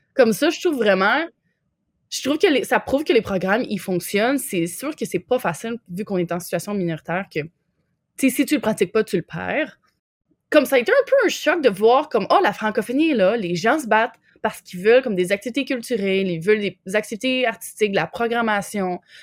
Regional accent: Quebec, Canada; moved away as an adult; also born or lived in Lanaudière / Montreal / Jasper, Alberta; now in Winnipeg, Canada; j'ai grandi au Québec.

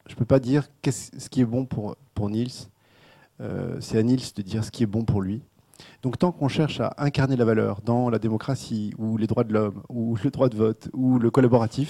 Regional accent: France; en tant que Français

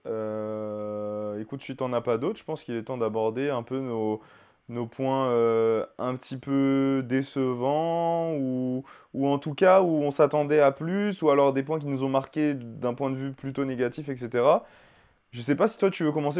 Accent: France; on est français

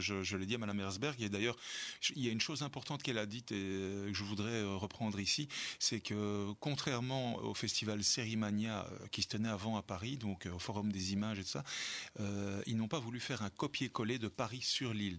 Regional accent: Belgium; en tant que Belge

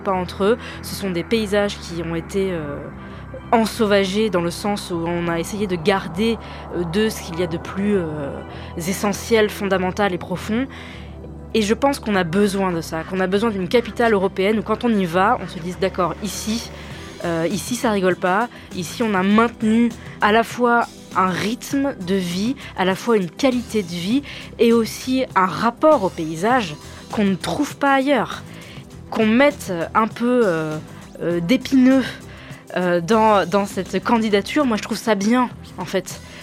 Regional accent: Clermont-Ferrand, Auvergne-Rhône-Alpes, France; je suis née à Clermont-Ferrand et j'y vis toujours

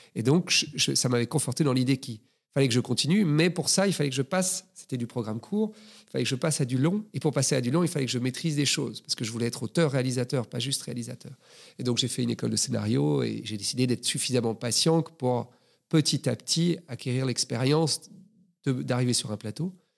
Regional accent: Brussels, Brussels-Capital Region, Belgium; Je suis né à Bruxelles, j'ai grandi à Bruxelles.

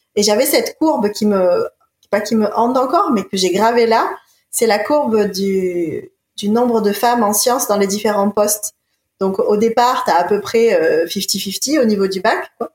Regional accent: Marseille, Provence-Alpes-Côte d'Azur, France; also born or lived in Montpellier / Sweden; Je suis originaire, je suis née de Marseille. Ah, je suis originaire de Marseille.

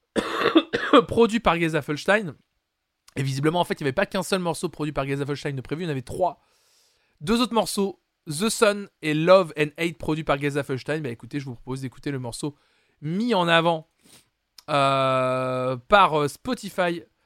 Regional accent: France; chez nous en France

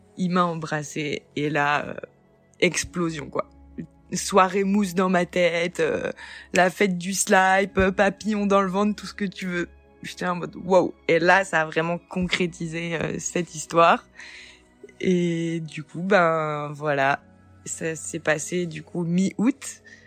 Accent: France; also born or lived in Nancy; Moi, je suis française, née en France

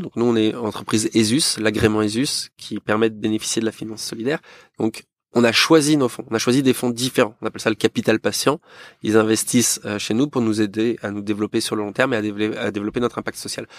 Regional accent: Yvelines, Île-de-France, France; also born or lived in Rouen; je suis yvelinois d'origine, j'ai grandi là-bas

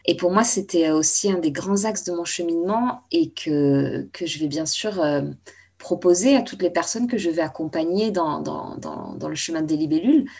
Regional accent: Bordeaux, Nouvelle-Aquitaine, France; now in Paris, France; ma ville natale, à Bordeaux

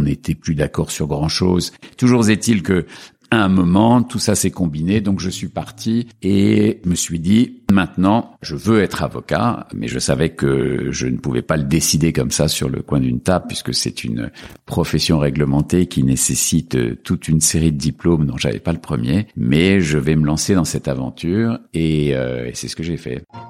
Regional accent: Paris region, Île-de-France, France; born or raised there; also born or lived in Algeria / Casablanca, Morocco

